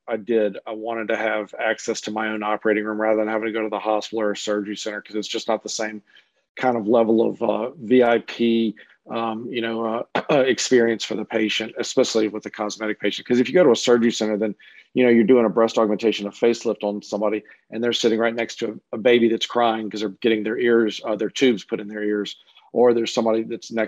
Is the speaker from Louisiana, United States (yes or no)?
yes; Louisiana, United States; also born or lived in Cleveland; I was originally from Louisiana